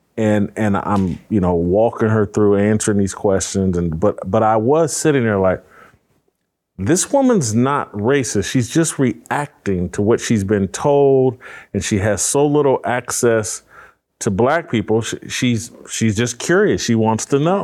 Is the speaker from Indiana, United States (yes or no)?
yes; Indianapolis, Indiana, United States; I'm from Warren Central High School, east side of Indianapolis.